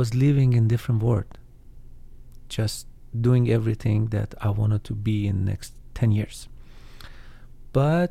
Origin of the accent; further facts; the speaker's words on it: Iran; moved away; So I hope someday I can visit my home country